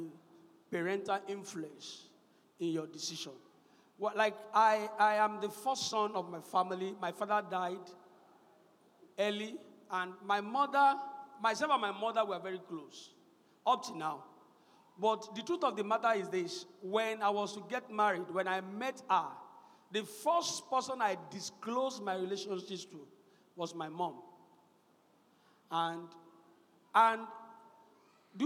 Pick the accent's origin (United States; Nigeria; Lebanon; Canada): Nigeria; Ekiti; I was an Ekiti boy. I mean, I grew up in Ekiti. No, brought up in Ekiti.